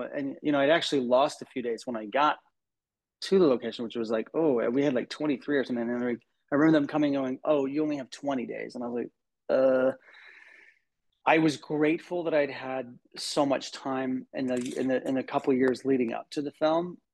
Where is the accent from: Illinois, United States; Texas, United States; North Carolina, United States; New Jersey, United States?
Texas, United States; I grew up in the Bible Belt in Texas